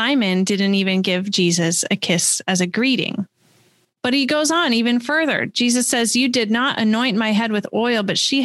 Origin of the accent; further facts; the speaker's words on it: West Coast, United States; moved away as an adult; also born or lived in California / Washington / Missouri; now in Wisconsin, United States; I grew up on the West Coast and in a fairly progressive area.